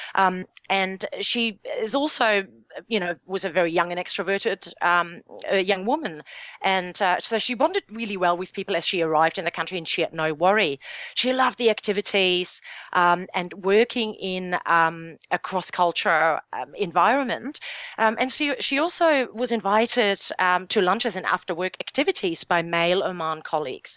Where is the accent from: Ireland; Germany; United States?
Germany; my home country, Germany.